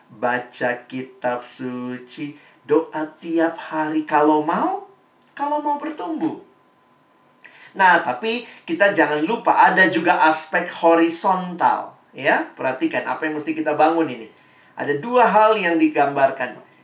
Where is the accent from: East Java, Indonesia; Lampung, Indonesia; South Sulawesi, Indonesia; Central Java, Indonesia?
South Sulawesi, Indonesia; Makassar; moved away as an adult; Saya kuliah saya dari Makassar, saya nikmati SMA di Makassar, saya punya kelompok kecil di Makassar. Ketika saya pergi kuliah ke Jakarta, ke Depok